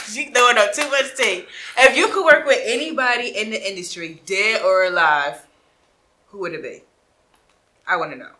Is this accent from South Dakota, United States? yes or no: no; Philadelphia, Pennsylvania, United States; now in Atlanta, United States; I'm from Philadelphia, and I migrated here, so I am not from Atlanta, but I am a Georgia peach